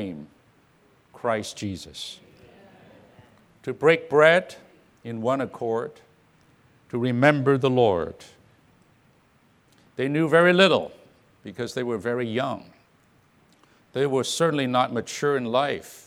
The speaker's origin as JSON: {"language": "English", "area": "Orange County", "region": "California", "country": "United States", "said": "I come from Orange County, California"}